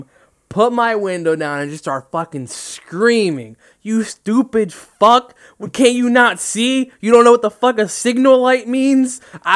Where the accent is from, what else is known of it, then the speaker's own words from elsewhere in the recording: New Jersey, United States; We're from Jersey